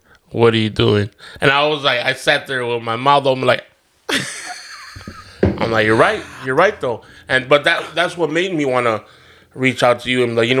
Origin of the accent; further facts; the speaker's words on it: United States; Obviously, I play my Latin music too, and I'm American, absolutely, and blah, blah, blah.